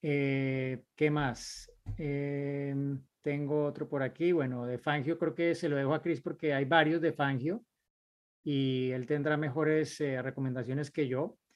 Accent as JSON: {"language": "Spanish", "country": "Mexico", "lives_now": "Minnesota, United States", "said": "soy mexicano, pero actualmente resido en Minnesota."}